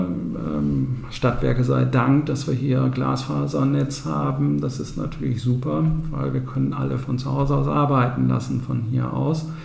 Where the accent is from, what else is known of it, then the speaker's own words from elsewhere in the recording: Bünde, North Rhine-Westphalia, Germany; Ja, Buchholz war von der Größe her so ähnlich wie mein Heimatort in Ostwestfalen. Ich komme aus Bünde, Ostwestfalen.